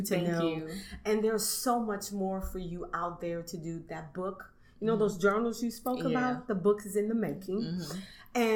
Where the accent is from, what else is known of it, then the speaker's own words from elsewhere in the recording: Arnaudville, St. Landry Parish, Louisiana, United States; I'm from Orneville, St. Landry Parish.